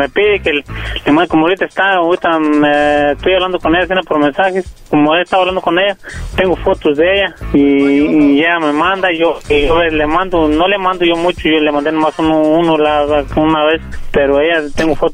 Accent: Guerrero, Mexico; Yo soy del estado de Guerrero.

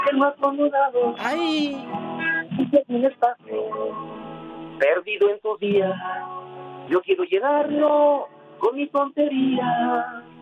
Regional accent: Modesto, California, United States; de Modesto, no me vayan a confundir.

